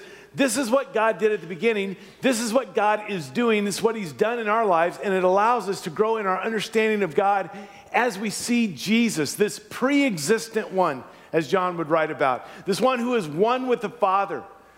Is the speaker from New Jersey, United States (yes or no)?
no; Louisiana, United States; moved away; I was born and raised in Louisiana